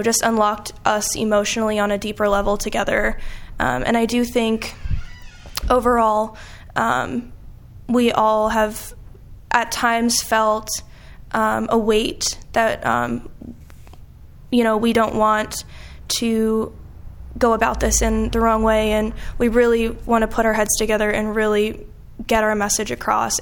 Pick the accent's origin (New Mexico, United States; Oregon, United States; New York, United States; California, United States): New York, United States; now in Quad Cities, United States; I'm not originally from the Quad Cities. I'm from New York, and I recall learning about the Holocaust in eighth grade